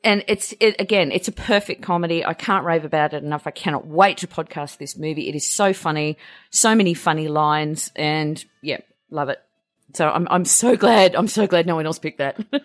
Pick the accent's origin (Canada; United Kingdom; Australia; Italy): Australia; being Australian